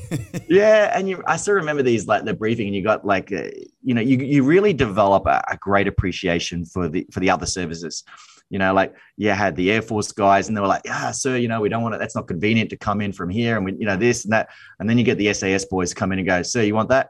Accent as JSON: {"language": "English", "town": "Brisbane", "region": "Queensland", "country": "Australia", "tie": "born or raised there", "said": "born and raised here in Brisbane, Australia"}